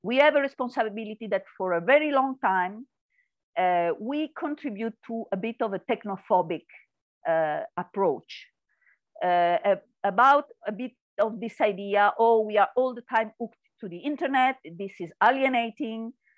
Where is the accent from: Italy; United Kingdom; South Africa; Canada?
Italy; English is a second language; now in Spain; I come from Italy and then come to live in Spain